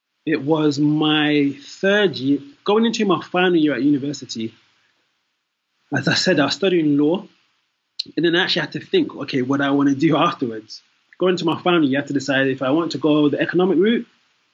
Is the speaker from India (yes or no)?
no; London, United Kingdom; also born or lived in Nigeria (ancestry); I am Nigerian. Although born in London, my parents, my family are from there.